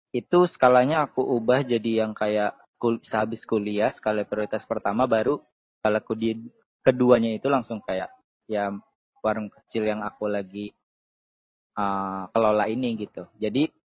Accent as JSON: {"language": "Indonesian", "town": "Bekasi", "region": "West Java", "country": "Indonesia", "said": "Asalku dari Bekasi"}